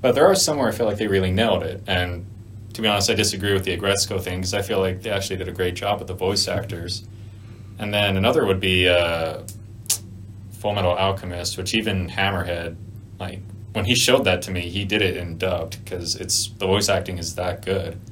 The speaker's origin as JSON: {"language": "English", "country": "United States", "said": "I'm an American. Okay. I speak English"}